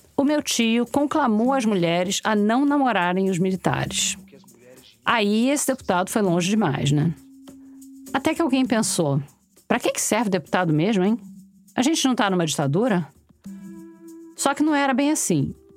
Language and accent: Portuguese; Rio de Janeiro, Brazil; accent: carioca